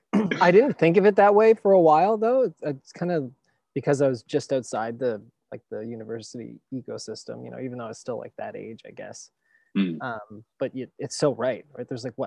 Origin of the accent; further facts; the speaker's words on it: Annapolis Valley, Nova Scotia, Canada; also born or lived in Woodstock, New Brunswick / Hamilton, Ontario; now in Halifax, Canada; I grew up in the Annapolis Valley.